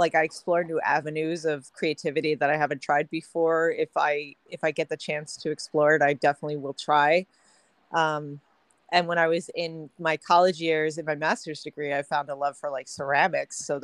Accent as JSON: {"language": "English", "area": "Long Island, Nassau County", "region": "New York", "country": "United States", "tie": "born or raised there", "said": "I hail from Long Island, New York, Nassau County area. I grew up, born and raised over there."}